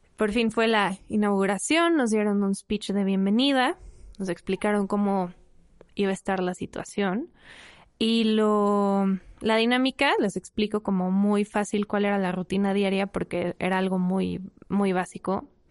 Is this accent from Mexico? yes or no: yes; Mexico City, Mexico; soy de la Ciudad de México y me dedico al cine